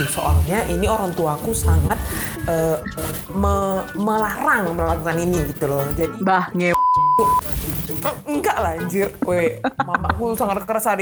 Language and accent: Indonesian; Pekanbaru, Riau, Indonesia; Jadi aku nih kan dari {S255} Pekanbaruan.